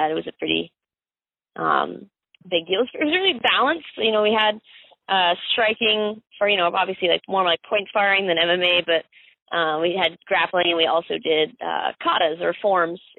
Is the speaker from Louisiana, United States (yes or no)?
no; Summerfield, North Carolina, United States; also born or lived in Miami, Florida / Greensboro, North Carolina; I was born in South Dade County, Miami. Uh, grew up in Summerfield, North Carolina.